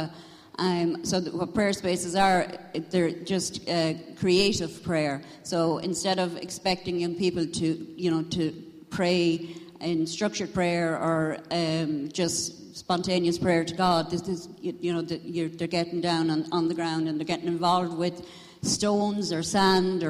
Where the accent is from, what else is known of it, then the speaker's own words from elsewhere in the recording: Tullamore, County Offaly, Ireland; I'm from Tullamore, County Offaly.